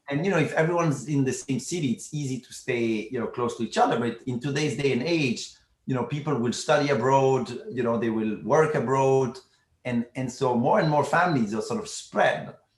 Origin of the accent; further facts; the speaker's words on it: Brussels, Brussels-Capital Region, Belgium; I'm from Brussels, Belgium originally. I grew up there.